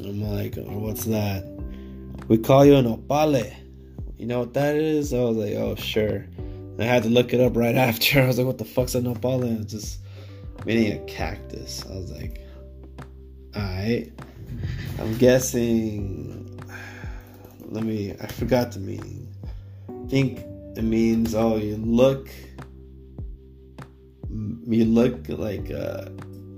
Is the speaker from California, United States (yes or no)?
yes; Downey, California, United States; I'm like, Downey, California